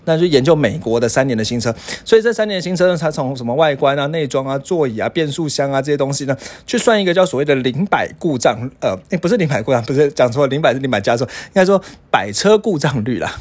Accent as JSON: {"language": "Chinese", "country": "Taiwan", "said": "因为我们台湾人可能很少遇到下雪"}